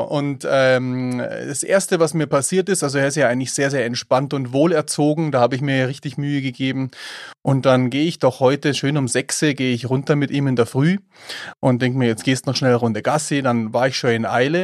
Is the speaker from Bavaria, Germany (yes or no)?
yes; Eichenau, Bavaria, Germany; ich bin ja in Eichenau aufgewachsen.